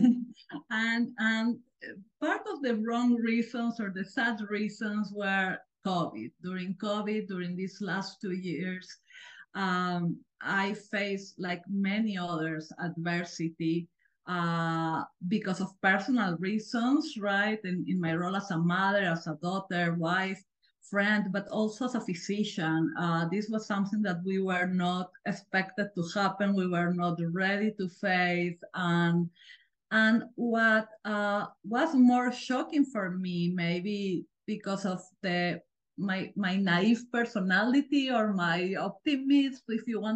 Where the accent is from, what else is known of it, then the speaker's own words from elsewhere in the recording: Peru; moved away as an adult; now in United States; I grew up in Peru and I went to medical school there